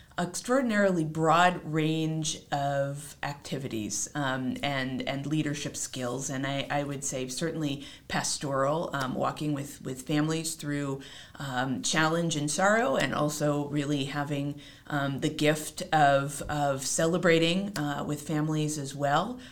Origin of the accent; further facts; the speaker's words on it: Seattle, Washington, United States; now in Providence, United States; I am a native of Seattle. I was born and raised on the West Coast